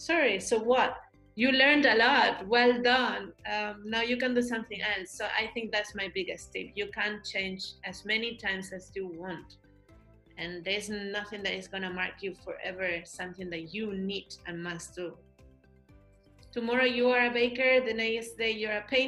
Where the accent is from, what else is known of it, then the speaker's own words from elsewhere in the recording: Madrid, Community of Madrid, Spain; moved away as an adult; also born or lived in London / Beijing; now in Germany; I come from Madrid from a little neighborhood.